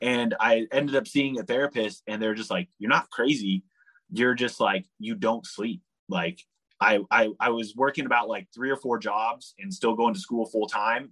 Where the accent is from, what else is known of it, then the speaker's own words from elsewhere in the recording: San Francisco Bay Area, California, United States; the other side of the Golden Gate Bridge, which is kind of my hometown, my home area